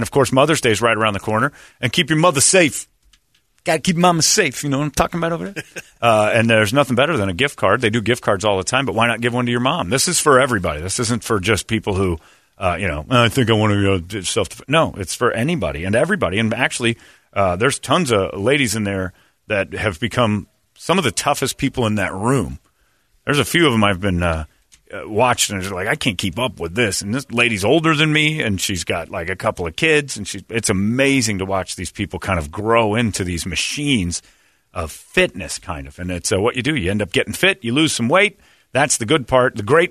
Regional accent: Seattle, Washington, United States; I'm from Seattle.

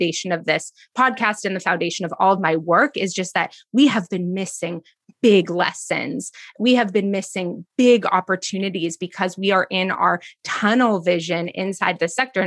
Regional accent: East Bay, California, United States; I grew up in the East Bay in California

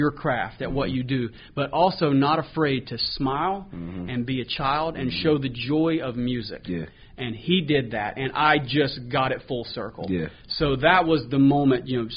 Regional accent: Lincolnton, North Carolina, United States; also born or lived in Jacksonville, North Carolina / Nashville; my hometown is Lincolnton, North Carolina, which is, as you know, is right outside of Charlotte here

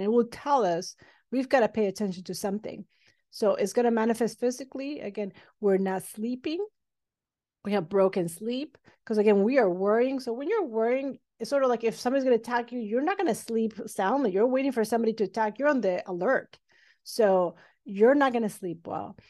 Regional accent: Mexico City, Mexico; now in Los Angeles, United States; I'm originally from Mexico City, but I did all my schooling training here in the United States

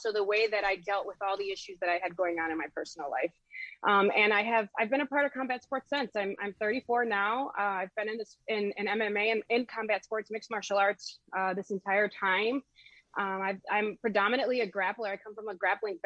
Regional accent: Chicago, Illinois, United States; I'm from Chicago, I'm from the hood.

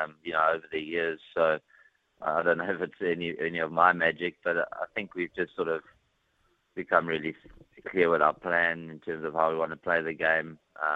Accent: Johannesburg, Gauteng, South Africa; also born or lived in Pretoria / Dunedin; now in New Zealand; Obviously, as you said, I moved from Johannesburg and Pretoria to Dunedin

